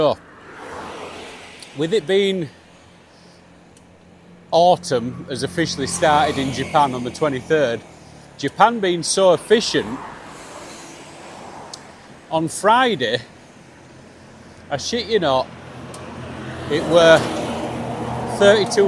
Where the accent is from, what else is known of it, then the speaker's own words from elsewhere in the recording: Yorkshire and the Humber, United Kingdom; moved away; as a Yorkshireman